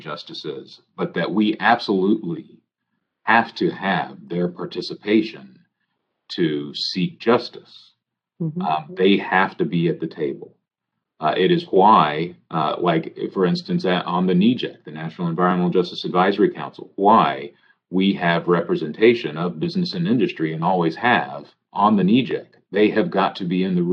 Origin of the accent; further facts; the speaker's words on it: Houston, Texas, United States; I come from Houston. I advocated in Houston.